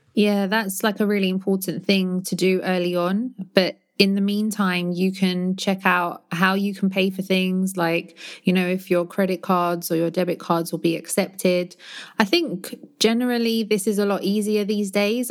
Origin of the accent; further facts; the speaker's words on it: London, United Kingdom; moved away as an adult; now in Barcelona, Spain; my hometown in London